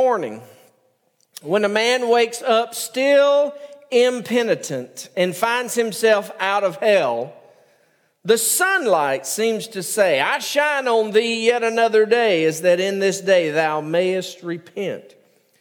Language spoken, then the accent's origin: English; United States; also born or lived in Jordan; I'm American